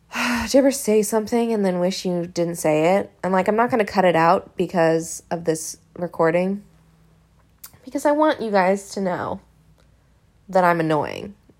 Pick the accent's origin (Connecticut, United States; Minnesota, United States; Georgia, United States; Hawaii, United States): Hawaii, United States; now in Los Angeles, United States; It was filmed at my house. I mean, like, in my hometown.